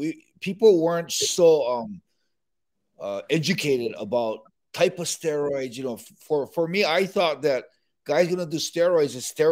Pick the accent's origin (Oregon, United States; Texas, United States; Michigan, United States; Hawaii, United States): Hawaii, United States; I was always a smaller guy growing up in Hawaii.